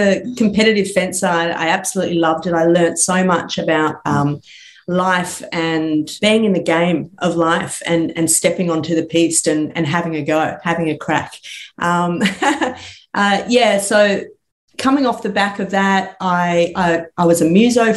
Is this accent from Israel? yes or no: no; Sydney, New South Wales, Australia; I grew up in Sydney, eastern suburbs